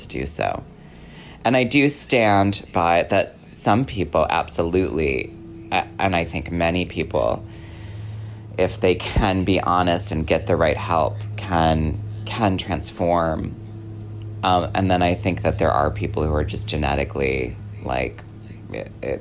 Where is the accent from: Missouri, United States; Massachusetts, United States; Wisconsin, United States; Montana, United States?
Wisconsin, United States; I grew up in Wisconsin.